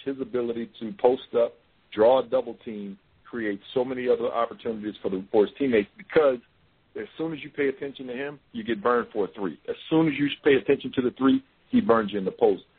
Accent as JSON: {"language": "English", "region": "Mississippi", "country": "United States", "tie": "born or raised there", "moved": "yes", "lives_now": "Oregon, United States", "said": "I was born and raised in Mississippi"}